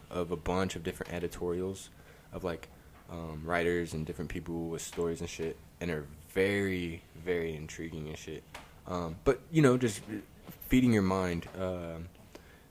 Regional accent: Texas, United States; I grew up here in Texas

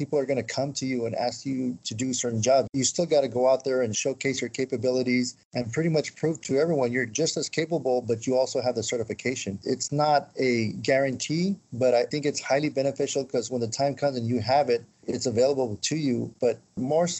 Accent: El Paso, Texas, United States; also born or lived in Miami; now in San Antonio, United States; I'm originally from El Paso. I moved to San Antonio back in 2007

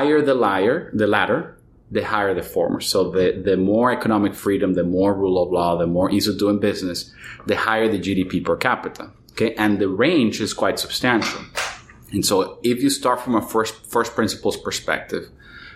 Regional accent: Venezuela; I was born in Venezuela

